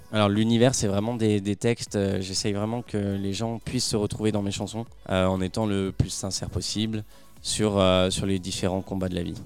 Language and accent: French; Saint-Étienne, Auvergne-Rhône-Alpes, France; moved away as an adult; now in Paris, France; Alors, de base, je suis stéphanois, je, suis né à Saint-Étienne et ça fait un an et demi maintenant que j'habite à Paris